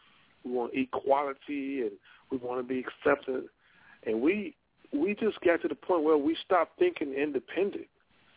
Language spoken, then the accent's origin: English; Monroe, Louisiana, United States; I'm from Monroe